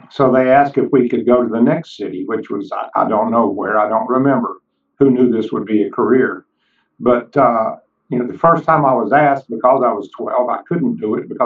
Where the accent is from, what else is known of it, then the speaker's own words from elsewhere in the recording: Kingsport, Tennessee, United States; my hometown of Kingsport, Tennessee